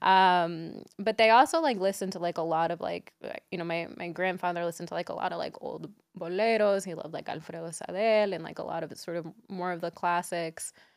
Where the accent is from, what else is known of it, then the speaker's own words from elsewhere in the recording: Washington, District of Columbia, United States; also born or lived in Silver Spring, Maryland; I grew up in Washington, D C.